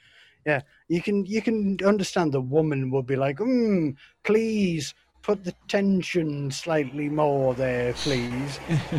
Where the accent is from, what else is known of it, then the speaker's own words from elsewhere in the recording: England, United Kingdom; I'm English.